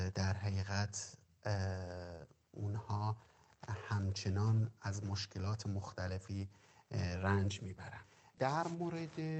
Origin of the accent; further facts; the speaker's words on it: Qazvin, Qazvin Province, Iran; 35 سالمه و از قزوین هستم